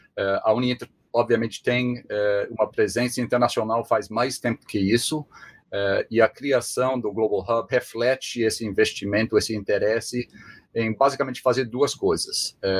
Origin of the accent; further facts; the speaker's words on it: Springfield, Massachusetts, United States; Portuguese is a second language; moved away as an adult; also born or lived in Spain; sou norte-americano, sou assim, nativo de perto de Boston, nasci uh, em Springfield, que é uma cidade que fica a uma hora e meia de Boston